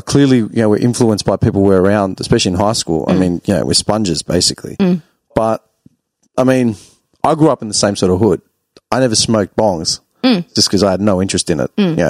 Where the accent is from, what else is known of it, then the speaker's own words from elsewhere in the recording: Clayton, Victoria, Australia; I grew up in Clayton, bro.